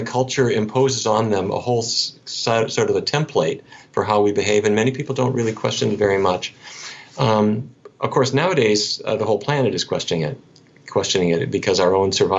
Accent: North Dakota, United States; I grew up in North Dakota.

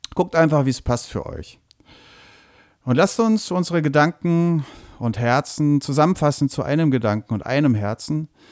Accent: near Würzburg, Bavaria, Germany; moved away; wo ich aufgewachsen bin, nämlich bei Würzburg

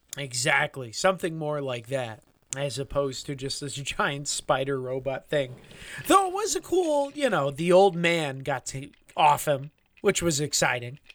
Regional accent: United States; We're America, we're from the United States

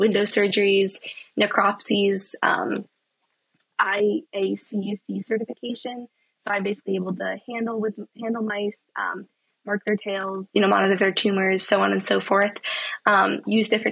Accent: Saratoga Springs, New York, United States; moved away as an adult; now in Durham, United States; growing up in Saratoga and also during my time so far at Duke

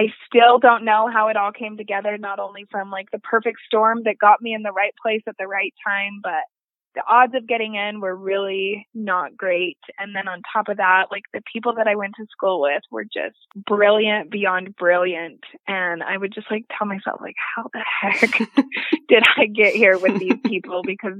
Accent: Utah, United States; being able to stay in Utah, being able to go in my home state where I have residents

